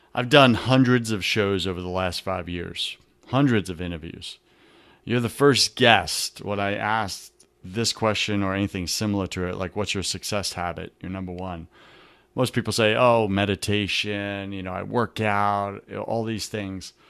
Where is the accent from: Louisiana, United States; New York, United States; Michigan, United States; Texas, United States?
New York, United States; I'm from New York